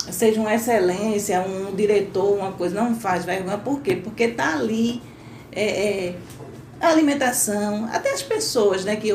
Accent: Northeast Region, Brazil

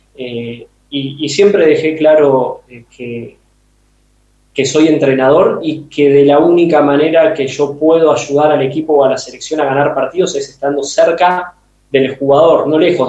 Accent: Argentina; moved away; vengo del fútbol de Argentina y, como futbolero y entrenador me crié y aprendí ahí.

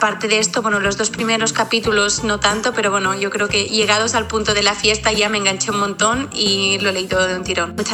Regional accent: Barcelona, Catalonia, Spain; de Barcelona

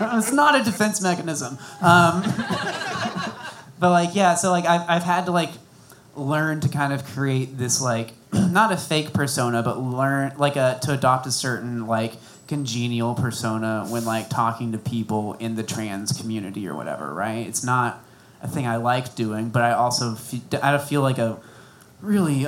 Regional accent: Bonham, Texas, United States; now in Austin, United States

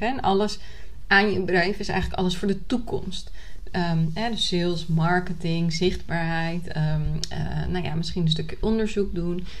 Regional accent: Nieuw-Vennep, North Holland, Netherlands; moved away as an adult; also born or lived in Córdoba, Spain; now in Málaga, Spain; ik ben opgegroeid in Nieuw-Vennep. Dat is in de buurt van Amsterdam, hè, de Haarlemmermeer

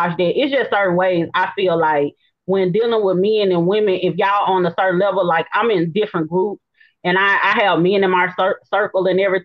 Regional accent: Memphis, Tennessee, United States; I'm from Memphis

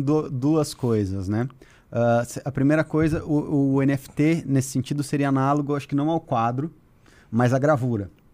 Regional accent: Curitiba, Paraná, Brazil; moved away; Eu cresci em Curitiba

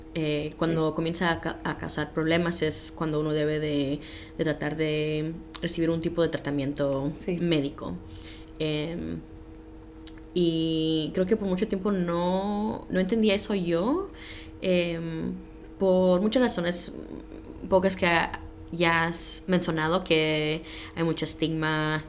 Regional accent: Los Angeles, California, United States; moved away as an adult; now in Des Moines, United States; nací en Los Ángeles y a los 18 años me mudé para Iowa

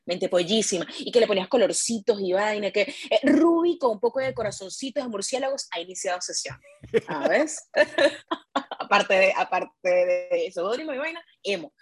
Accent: Caracas, Capital District, Venezuela; yo soy de Caracas

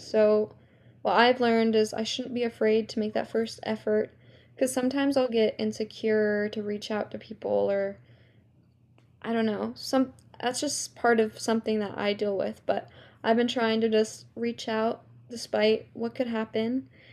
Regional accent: California, United States; also born or lived in New York; I grew up in New York, and then at the age of seven, I moved from New York to California

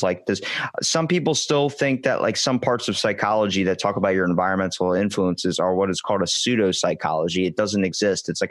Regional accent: Ocean City, Maryland, United States; accent: Baltimore; Ocean City, Maryland, like we're close to Baltimore, a couple hours away, but we have Baltimore accents

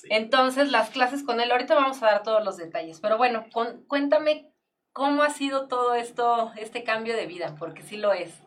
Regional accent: Mexico; como mexicanos

